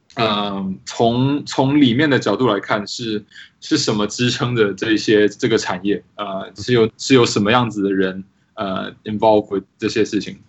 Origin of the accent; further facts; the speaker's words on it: Taiwan; moved away as an adult; also born or lived in Poland / Seattle; now in Washington, D.C., United States; 我其实是在台湾长大